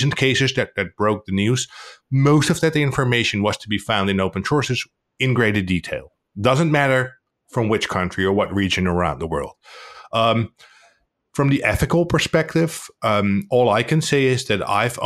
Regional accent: Netherlands; I'm from the Netherlands.

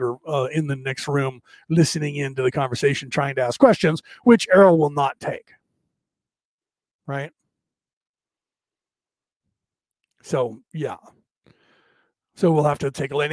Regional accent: United States; I was brought up in America

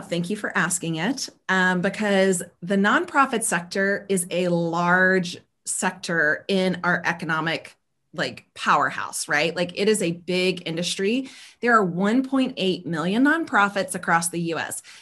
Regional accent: the South, United States; but I grew up in the South, born and raised um, like southeast of uh, the states of the United States.

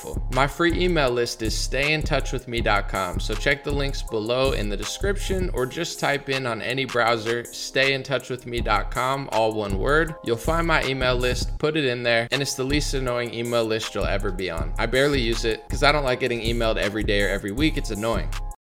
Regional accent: United States; as an American

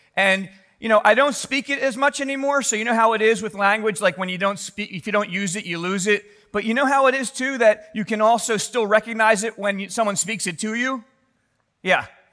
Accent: Philadelphia, Pennsylvania, United States; growing up in Philly

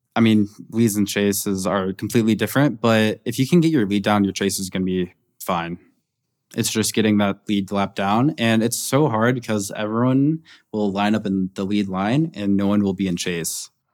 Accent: Naples, Florida, United States; my hometown in Naples, Florida

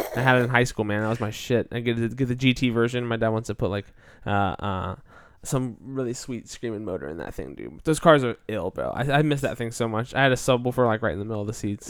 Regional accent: United States

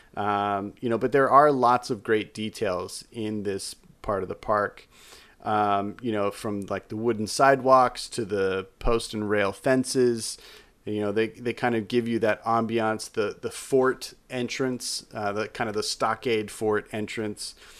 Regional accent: Utah, United States; my home state of Utah

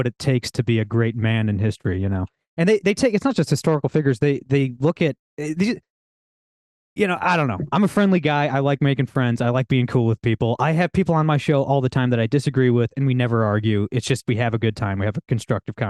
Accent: Ohio, United States; I'm from Ohio, always have been

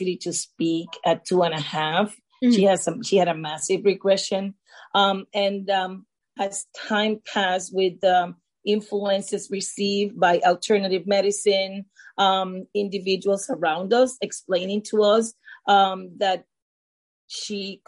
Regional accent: Puerto Rico; moved away as an adult; now in United States; I'm from Puerto Rico

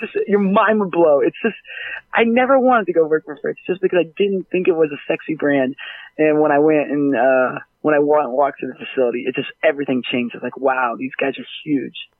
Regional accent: Dallas, Texas, United States; growing up in Dallas

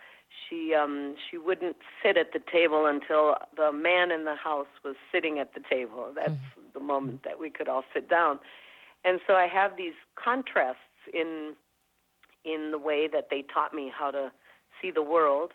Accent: Minnesota, United States; also born or lived in Mexico; growing up in Minnesota as well with that, and mainly surrounded by Nordic people

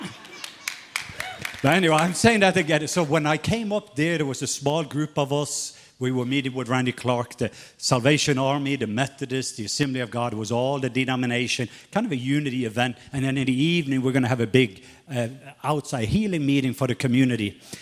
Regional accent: Southern Norway, Norway; now in Atlanta, United States; I am from Norway, not Atlanta.

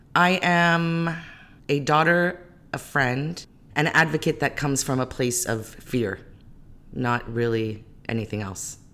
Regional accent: Modesto, California, United States; born or raised there; also born or lived in Greece / Calgary, Alberta, Canada / Iraq

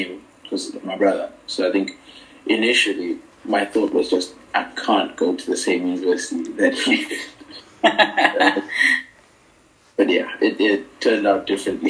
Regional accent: Zimbabwe; moved away as an adult; now in Swansea, United Kingdom; I'm from Zimbabwe. I'm studying in Swansea, currently living here as well.

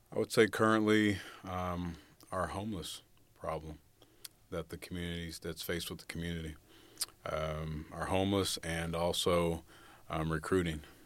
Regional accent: Fresno, California, United States; also born or lived in Los Angeles, California; I was raised primarily in Fresno, California

